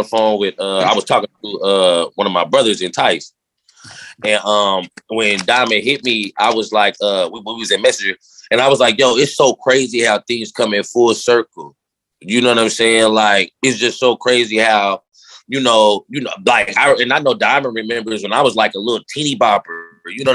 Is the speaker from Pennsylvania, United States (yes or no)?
no; Indianapolis, Indiana, United States; when we growing up in Indy